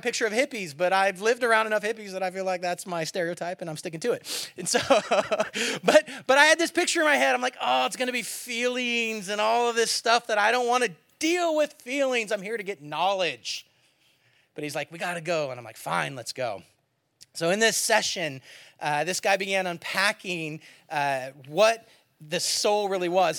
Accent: San Francisco Bay Area, California, United States; also born or lived in Eugene, Oregon / Springfield, Oregon; now in south of Seattle, United States; I'm from the Bay Area originally, San Francisco area

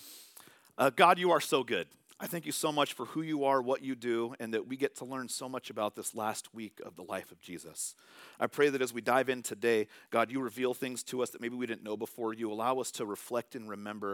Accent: California, United States; moved away; I'm from California.

